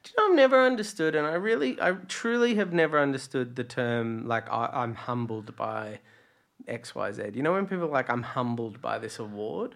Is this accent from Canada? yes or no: no; Latrobe Valley, Victoria, Australia; now in Melbourne, Australia; I was a country kid in you know, Latrobe Valley